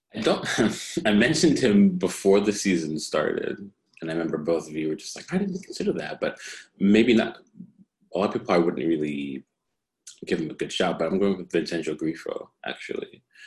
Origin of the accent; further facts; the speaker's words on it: United States; being an American